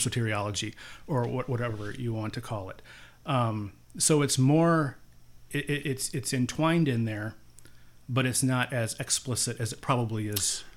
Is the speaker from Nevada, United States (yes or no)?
no; Cedar Rapids, Iowa, United States; I grew up here in Cedar Rapids, Iowa